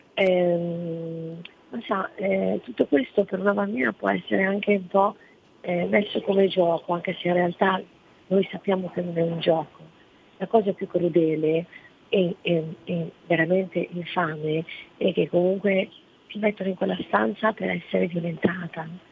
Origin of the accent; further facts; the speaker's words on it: Italy; also born or lived in Morocco; io sono nata in Marocco e sono, sono da qua che avevo quattro anni